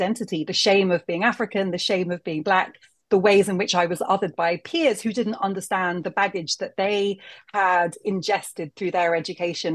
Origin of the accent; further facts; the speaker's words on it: United Kingdom; as a young Black woman growing up in Britain